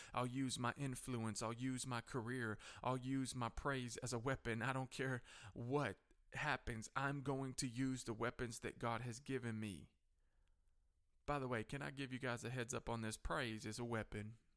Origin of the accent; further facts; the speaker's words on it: United States; Coffee County Courthouse here in my hometown